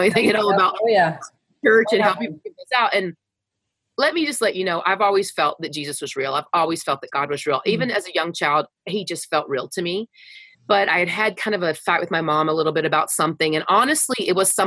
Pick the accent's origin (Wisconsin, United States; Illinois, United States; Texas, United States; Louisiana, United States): Texas, United States; Wichita Falls; I grew up in Wichita Falls, Texas